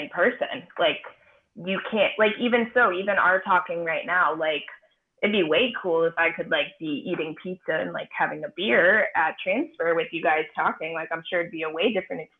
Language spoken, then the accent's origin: English; Shorewood, Wisconsin, United States; also born or lived in Chicago; I'm from here. I'm from Milwaukee. I grew up in Shorewood and always have loved Milwaukee